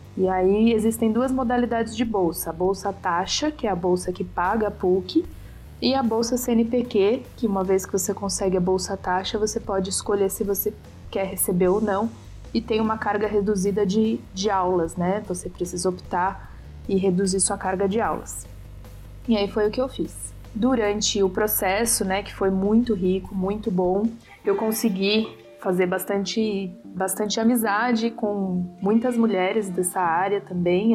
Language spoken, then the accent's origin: Portuguese; São Paulo, Brazil; sou de São Paulo